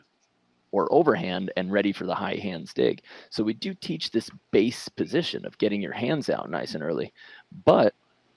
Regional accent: Long Island, New York, United States; I'm from Long Island

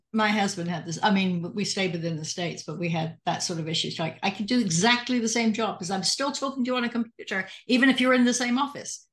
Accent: United Kingdom; being British

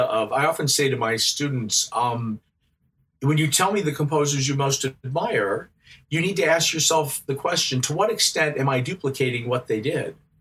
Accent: Midwest, United States; moved away as an adult; also born or lived in France; growing up in the Midwest, Midwestern United States

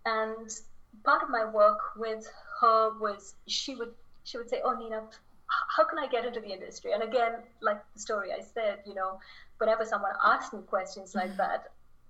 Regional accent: Chennai, Tamil Nadu, India; moved away; back home in Chennai, India, my hometown.

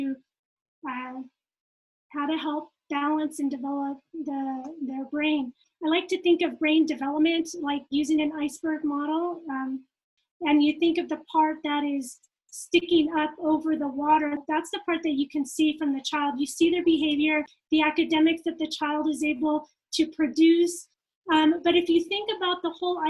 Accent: California, United States; also born or lived in Japan; now in Utah, United States; I'm from California. Okay. And then I moved to Utah

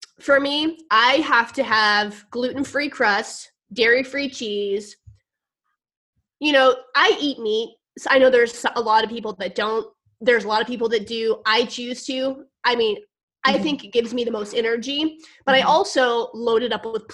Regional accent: Missouri, United States; moved away; I'm down in Missouri, in my hometown

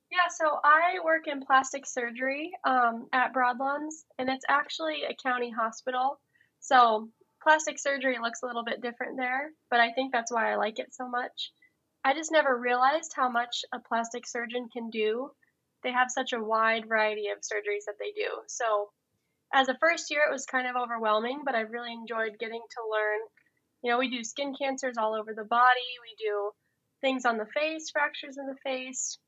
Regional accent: Colorado, United States; now in Iowa, United States; I'm from Colorado originally

